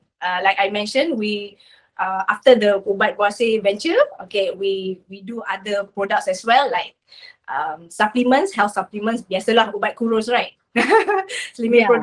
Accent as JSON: {"language": "English", "town": "Batu Gajah", "region": "Perak", "country": "Malaysia", "tie": "born or raised there", "said": "I'm from Ipoh, actually. Not Ipoh, Batu Gajah. Batu Gajah is like suburbs of Ipoh. Yeah. So just near to my hometown"}